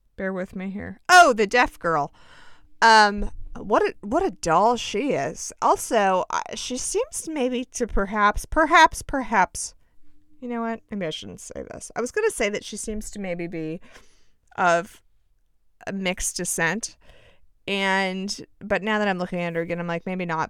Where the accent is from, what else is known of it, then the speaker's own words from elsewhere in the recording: United States; just being an American